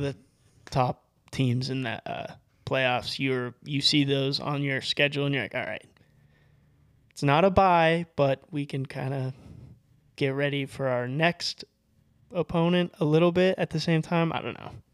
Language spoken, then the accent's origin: English; Colorado, United States; now in Boise, United States; I'm from Colorado